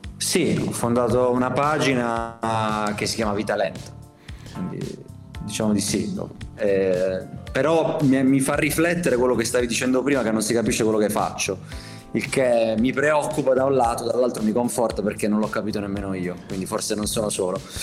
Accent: Conversano, Apulia, Italy; moved away as an adult; also born or lived in Milan; tornavo in ferie a Conversano, che è la mia città, che penso conosciate, um, da Milano, dove vivevo. Io ho vissuto 10 anni a Milano

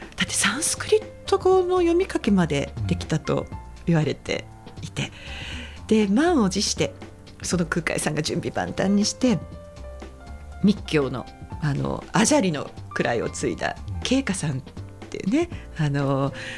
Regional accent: Saitama, Japan; now in Fukuoka, Japan; 私が育ったのは埼玉

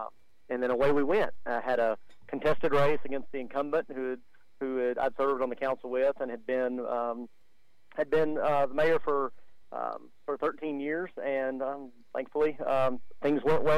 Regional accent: Stamford, Texas, United States; born or raised there

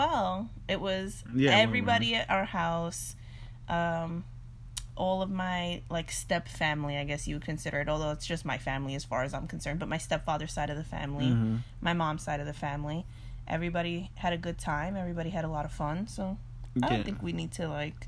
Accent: New York, United States; we're from New York

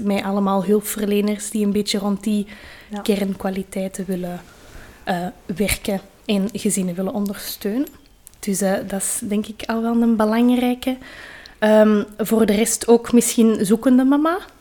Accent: Kalmthout, Flanders, Belgium; bij ons in Kalmthout

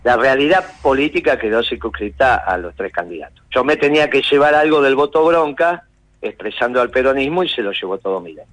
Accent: Argentina

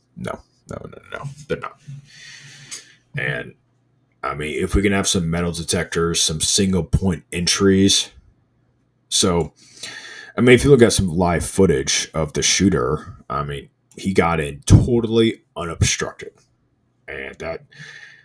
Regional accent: Indiana, United States; I'm from Indiana. We got this thing called I-STEP.

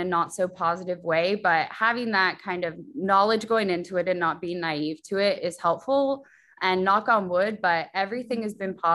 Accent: Los Angeles, California, United States; moved away as an adult; also born or lived in New York City; I'm from LA. So I grew up in Los Angeles

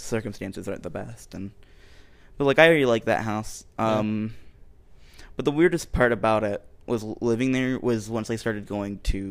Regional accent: Ohio, United States; And I was born in Ohio, so I'm an Ohio boy.

